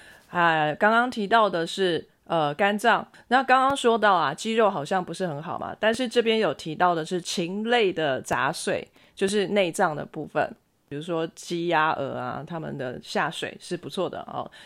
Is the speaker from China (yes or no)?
yes; China; 我一直在想三文鱼，我是中国人，我老。